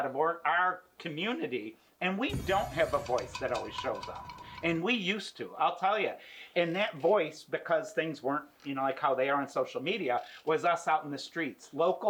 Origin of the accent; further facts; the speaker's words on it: New York, United States; moved away; I'm originally from New York State